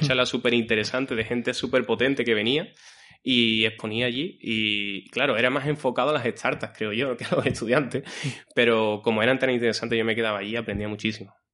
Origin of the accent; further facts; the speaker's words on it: Guillena, Andalusia, Spain; mi pueblo, yo soy de Guillena